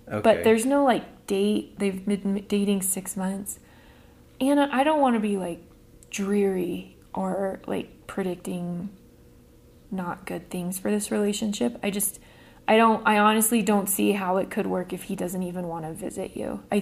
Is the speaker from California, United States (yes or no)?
no; Iowa, United States; I'm originally from Iowa and finally live near most of my extended family.